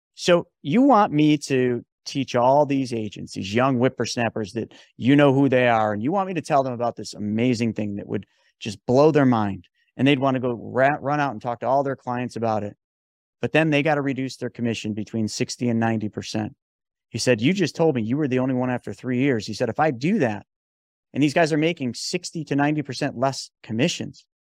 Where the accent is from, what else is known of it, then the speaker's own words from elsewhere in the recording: New York, United States; I'm from New York